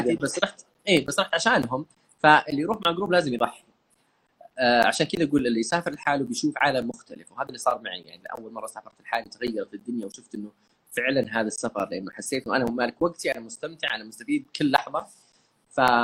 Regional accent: Saudi Arabia; عندنا في السعوديه والخليج عموما

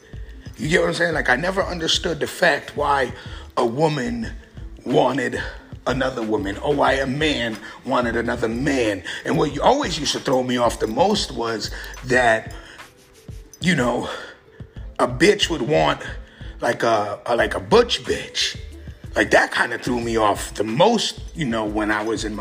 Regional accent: San Francisco, California, United States; growing up in the Bay Area, San Francisco, which was the gay capital

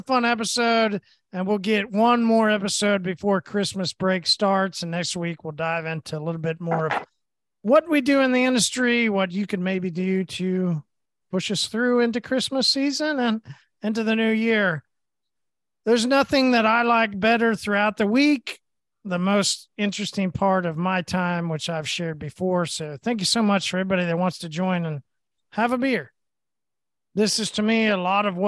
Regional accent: Tulsa, Oklahoma, United States; I'm from Tulsa

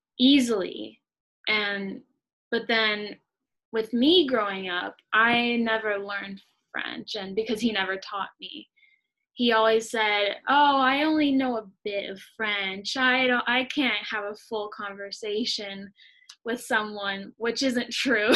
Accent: São Paulo, Brazil; first language Portuguese; also born or lived in London; now in Berkeley, United States; I was born in Brazil and I have my family there. So, and I grew up speaking Portuguese.

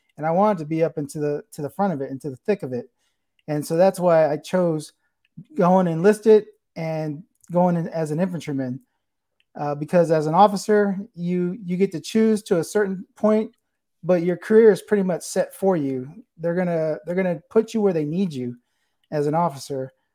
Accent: San Antonio, Texas, United States; I'm from here. I'm from, uh, the San Antonio area

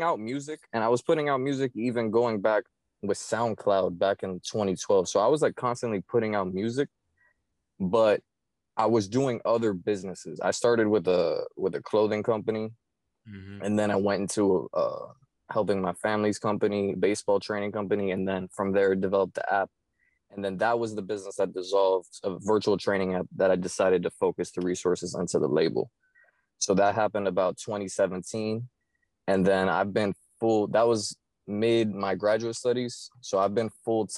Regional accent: Miami, Florida, United States; I was born and raised in Miami, Florida

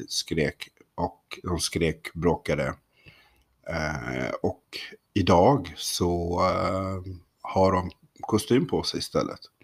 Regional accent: Kalmar County, Sweden; moved away; uppe på norra Öland där jag växte upp.

